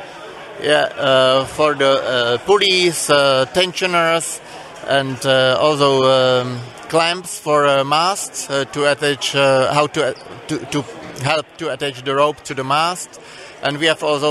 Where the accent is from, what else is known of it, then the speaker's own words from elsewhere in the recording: Czechia; We are from Czech Republic, and we came here for 4 months